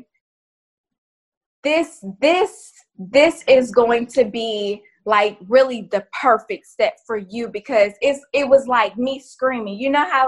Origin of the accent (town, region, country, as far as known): Florida, United States; born or raised there